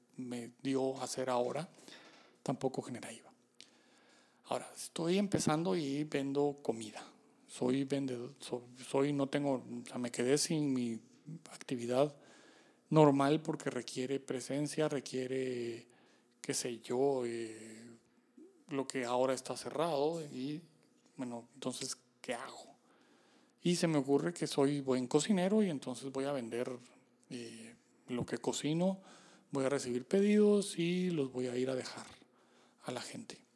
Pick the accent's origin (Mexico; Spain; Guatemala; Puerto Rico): Guatemala; como guatemaltecos